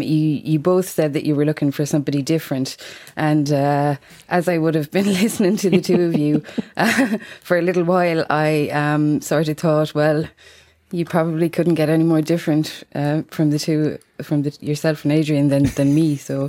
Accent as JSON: {"language": "English", "region": "Munster", "country": "Ireland", "said": "I'm from Tipperary in Ireland."}